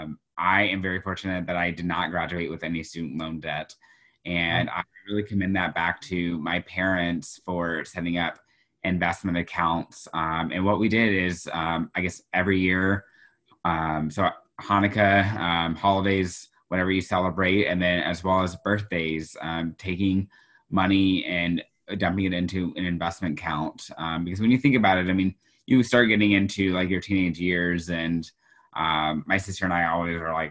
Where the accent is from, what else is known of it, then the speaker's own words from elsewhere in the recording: Houston, Texas, United States; now in Iowa, United States; my school district growing up in Houston, Texas